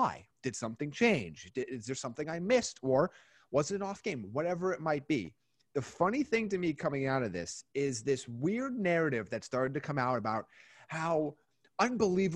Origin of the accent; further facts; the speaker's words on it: New York, United States; I'm from New York